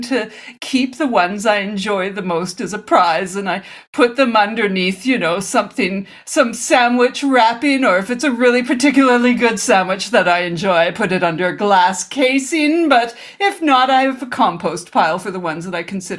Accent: Omaha, Nebraska, United States; Yes, I go around my hometown of Omaha, and I find the best sandwich shops

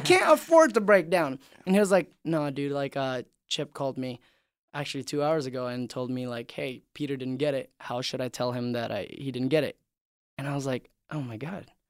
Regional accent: Indonesia; moved away; I grew up in Indonesia

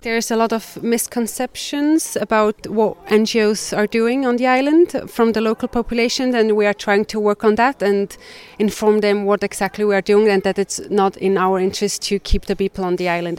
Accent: Switzerland; I'm from Switzerland.

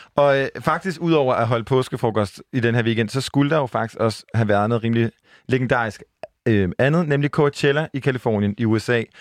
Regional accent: Jutland, Denmark; jeg var fra Jylland

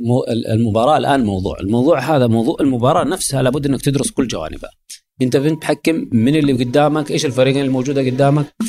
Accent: Saudi Arabia; عندنا في السعوديه

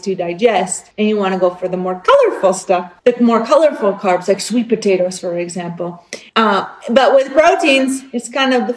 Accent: East Coast, Canada; now in Alberta, Canada; I grew up on the East Coast.

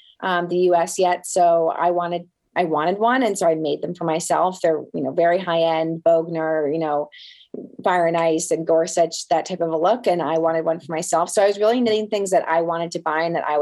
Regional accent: outside of Boston, Massachusetts, United States; I grew up outside of Boston, where I still am today

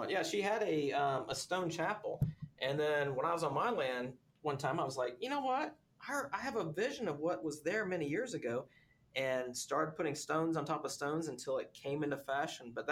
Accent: Texas, United States; Well, look, I'm a Texan.

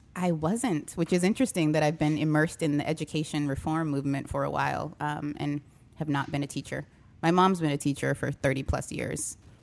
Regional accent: New Hampshire, United States; moved away as an adult; also born or lived in Gary, Indiana; now in New Orleans, United States; I grew up in New Hampshire.

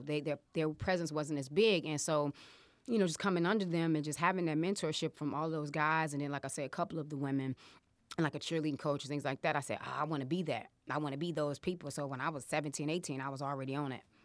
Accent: Chicago, Illinois, United States; I am from Chicago, ladies and gentlemen. I'm from Uptown

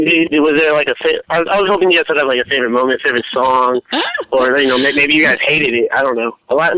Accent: Newark, California, United States; Well, I'm from Newark, living in Newark.

